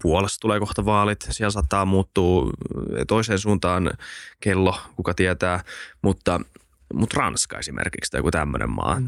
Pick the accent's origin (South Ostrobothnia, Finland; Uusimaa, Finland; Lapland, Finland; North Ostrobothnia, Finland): Uusimaa, Finland; Helsinki; Helsinki on tietenkin mun kotikaupunki